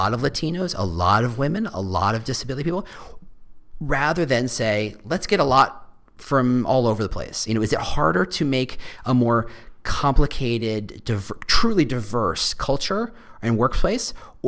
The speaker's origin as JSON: {"language": "English", "region": "Texas", "country": "United States", "also_born_or_lived": "New Jersey", "said": "And I came from Texas and I came from New Jersey."}